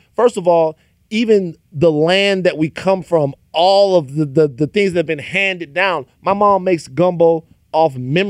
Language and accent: English; Baton Rouge, Louisiana, United States; I'm from South Louisiana. Okay. I'm from Baton Rouge, Louisiana.